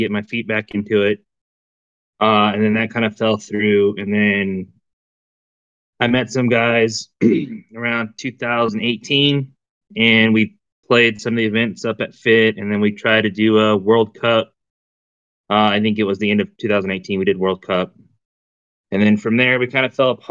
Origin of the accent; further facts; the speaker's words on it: California, United States; now in Texas, United States; we used to live out in the high desert because I'm originally from California